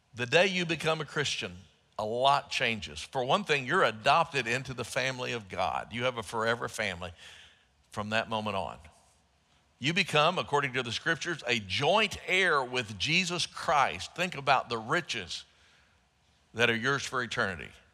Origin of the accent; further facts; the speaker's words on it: Dallas, Texas, United States; when I was growing up in Southeast Dallas, as a young person in the Dallas area